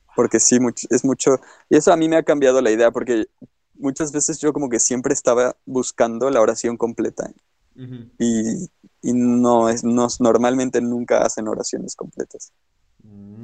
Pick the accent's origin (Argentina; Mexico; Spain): Mexico; a nosotros nos califican como norteños, pero tú y yo estamos de acuerdo en que nosotros no hablamos como norteños